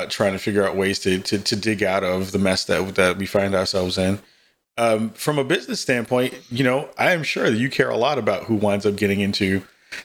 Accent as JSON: {"language": "English", "region": "New York", "country": "United States", "said": "I'm from New York."}